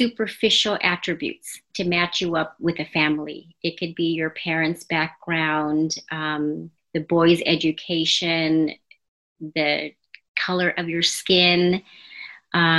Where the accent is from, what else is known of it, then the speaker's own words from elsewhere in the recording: Los Angeles, California, United States; also born or lived in New Jersey / San Antonio; I was born and raised here in the States, born in New Jersey and raised in Los Angeles